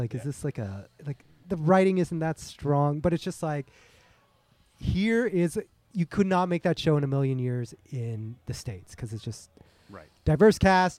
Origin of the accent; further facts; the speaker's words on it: Toronto, Ontario, Canada; me growing up in Toronto, it was like diverse, not like this room right now, but it was a very diverse.